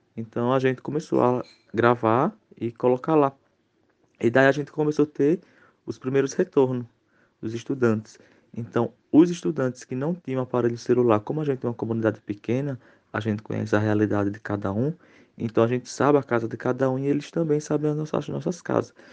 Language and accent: Portuguese; Águas Belas, Pernambuco, Brazil; sou da cidade de Águas Belas, né, estado de Pernambuco